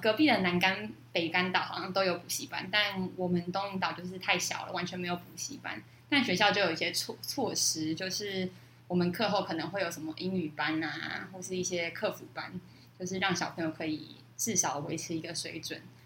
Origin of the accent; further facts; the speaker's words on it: Yonghe, New Taipei, Taiwan; moved away as an adult; now in Dongyin, Taiwan; 之前住在永和